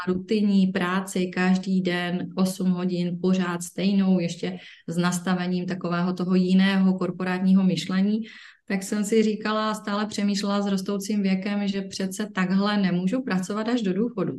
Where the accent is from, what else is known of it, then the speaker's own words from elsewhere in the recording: Ostrava, Moravian-Silesian Region, Czechia; tady u nás v Ostravě